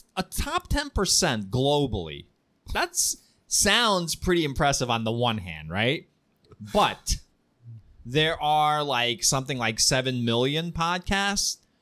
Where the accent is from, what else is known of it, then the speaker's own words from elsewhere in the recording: Ukraine; I'm a Jew from Ukraine whose family lived in Kiev during the Nazi occupation.